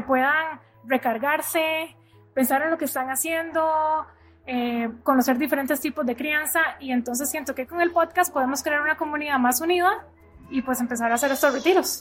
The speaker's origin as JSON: {"language": "Spanish", "country": "Costa Rica", "moved": "as an adult", "lives_now": "United States", "said": "soy de Costa Rica, pero hace ocho años vivo en Estados Unidos"}